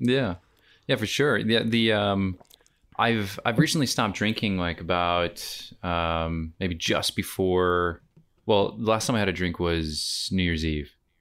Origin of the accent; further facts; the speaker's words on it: United States; moved away as an adult; now in Australia; myself as an American came to Australia just shy of eight years ago